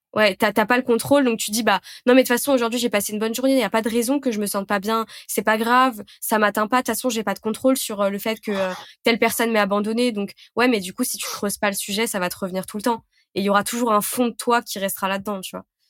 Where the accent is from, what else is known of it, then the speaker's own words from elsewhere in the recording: Lyon, Auvergne-Rhône-Alpes, France; je suis lyonnaise.